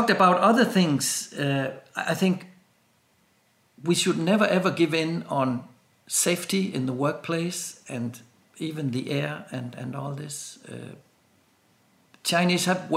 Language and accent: English; Denmark; I'm from Denmark